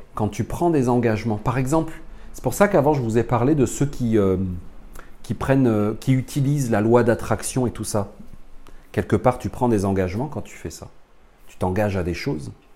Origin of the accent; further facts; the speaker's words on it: France; accent: French from France; je suis un Français né dans les années 70